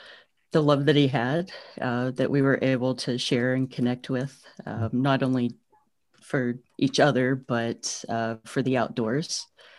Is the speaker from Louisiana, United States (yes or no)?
no; Tennessee, United States; so I grew up in Eastern Tennessee and spent a lot of time outdoors there with family